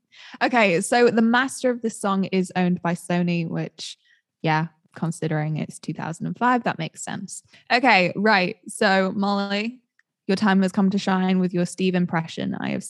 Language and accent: English; United Kingdom; as a Brit